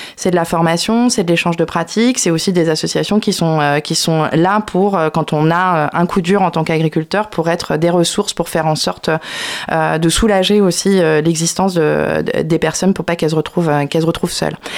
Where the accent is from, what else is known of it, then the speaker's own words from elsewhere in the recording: Brittany, France; je suis bretonne. Bretonne.